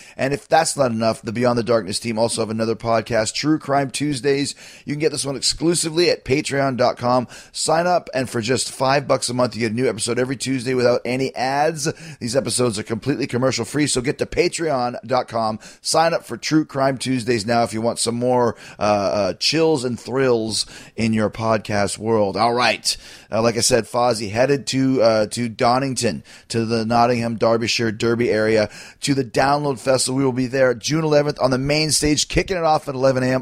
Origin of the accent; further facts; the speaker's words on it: Winnipeg, Manitoba, Canada; from my hometown of Winnipeg